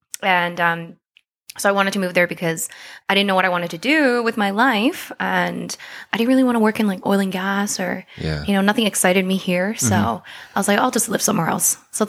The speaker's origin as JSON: {"language": "English", "town": "Calgary", "region": "Alberta", "country": "Canada", "tie": "born or raised there", "also_born_or_lived": "South Korea / London", "said": "I was born in South Korea. Oh, okay. Yes, but I was raised in Calgary. I moved here when I was 8."}